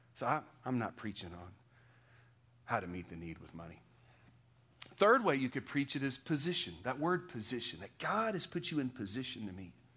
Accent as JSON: {"language": "English", "region": "Texas", "country": "United States", "moved": "yes", "said": "What I am is a Texan"}